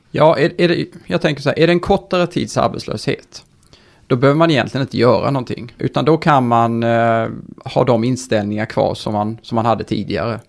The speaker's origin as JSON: {"language": "Swedish", "town": "Karlskrona", "region": "Blekinge", "country": "Sweden", "moved": "as an adult", "lives_now": "Stockholm, Sweden", "said": "jag är uh, inte från Stockholm, därav min vi. dialekt. Mm. Brukar jag få lite pika för. Men uh, från Karlskrona, flyttade upp här till Stockholm för uh, snart 17-18 år sedan på grund av studier"}